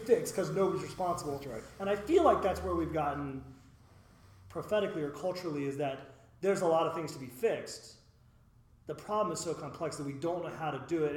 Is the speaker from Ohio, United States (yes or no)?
yes; West Chester, Ohio, United States; I grew up in Westchester